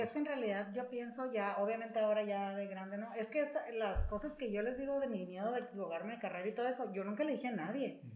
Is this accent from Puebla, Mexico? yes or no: no; San Luis Río Colorado, Sonora, Mexico; moved away as an adult; also born or lived in Mexicali; yo soy de aquí de San Luis, aquí nací, aquí crecí